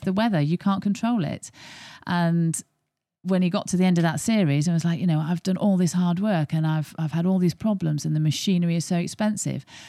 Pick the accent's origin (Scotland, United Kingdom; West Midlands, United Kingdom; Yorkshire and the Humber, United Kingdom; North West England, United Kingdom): Yorkshire and the Humber, United Kingdom; I'm not born and bred in Yorkshire, but I have been adopted since the age of eight.